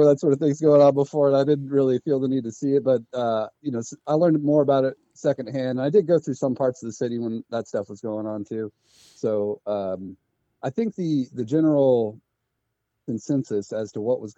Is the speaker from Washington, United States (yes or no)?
yes; Washington, United States; moved away as an adult; also born or lived in North Carolina; I'm originally from Washington State. I grew up here